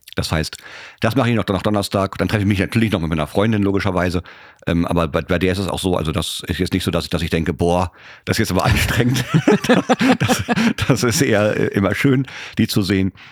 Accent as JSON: {"language": "German", "country": "Germany", "said": "Ich so, äh, Germany"}